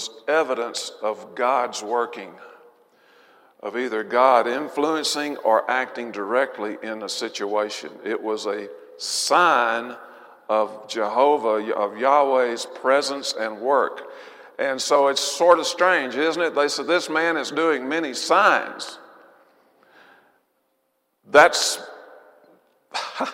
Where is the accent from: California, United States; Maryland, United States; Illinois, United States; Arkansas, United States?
Arkansas, United States; I'm from Arkansas. I say squash.